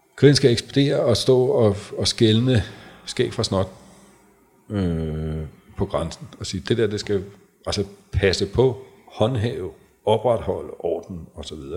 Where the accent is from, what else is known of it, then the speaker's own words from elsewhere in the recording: Græsted, Capital Region of Denmark, Denmark; nu er jeg jo fra Græsted, mm. øh, og den yngste af fire, det var dengang, der boede 700 mennesker, øh, da jeg blev født i Græsted